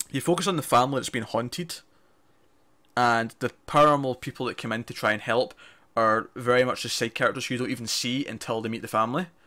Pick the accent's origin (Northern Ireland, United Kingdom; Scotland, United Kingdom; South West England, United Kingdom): Scotland, United Kingdom; If you can't recognize my accent, I'm Scottish.